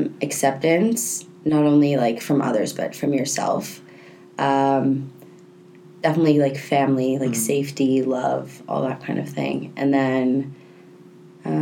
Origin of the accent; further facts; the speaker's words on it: Toronto, Ontario, Canada; now in Vancouver, Canada; I don't necessarily come from like a different country, but I'm from Toronto and I moved here not knowing anyone.